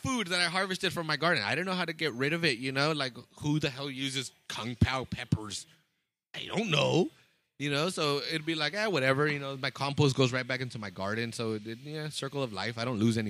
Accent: Salinas Valley, California, United States; We're from Salinas Valley. We're from the salad bowl of the world, of the country

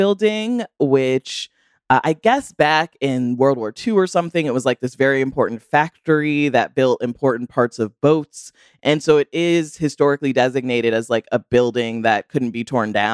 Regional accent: Rockford, Illinois, United States; my hometown

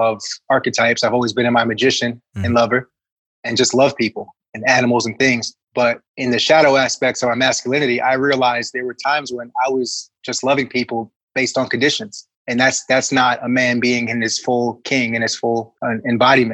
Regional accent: New Jersey, United States; now in Southern California, United States; I'm from Jersey

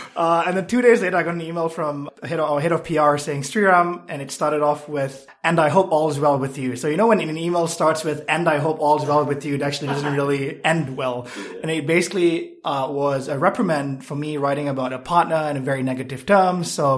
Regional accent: Malaysia; now in United States; I am originally from Malaysia, and prior to moving to the US, I lived in 7+ countries. So been here for 4 years and love it.

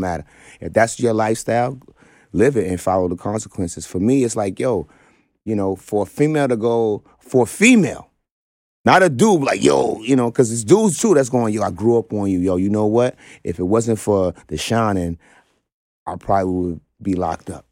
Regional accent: New York City, New York, United States; I grew up in Brownsville

